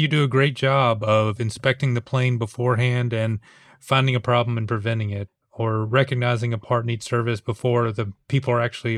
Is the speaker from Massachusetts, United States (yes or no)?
no; Atlanta, Georgia, United States; I'm actually from Atlanta